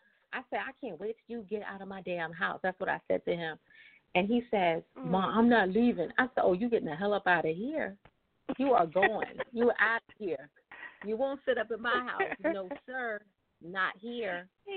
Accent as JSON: {"language": "English", "region": "Virginia", "country": "United States", "lives_now": "Maryland, United States", "said": "So, but I live in Maryland, but I'm from Virginia. So it's just kind of complicated."}